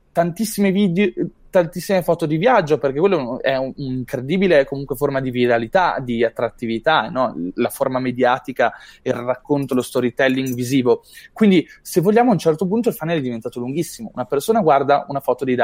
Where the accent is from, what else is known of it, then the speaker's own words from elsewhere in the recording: Apulia, Italy; decido di andare al Marketers Meetup di, della Puglia, perché sono pugliese.